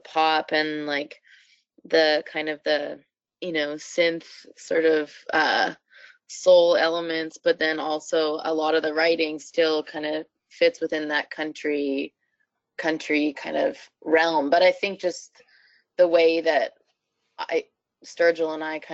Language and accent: English; Canada; a lot of people assume that I'm not Canadian, and I definitely am. I still live here